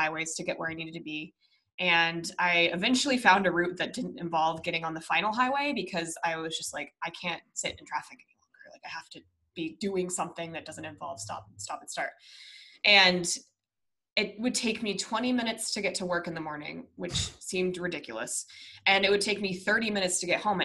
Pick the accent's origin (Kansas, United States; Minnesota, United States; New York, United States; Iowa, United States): Minnesota, United States; moved away; I was born in the Midwest. I was born in Minnesota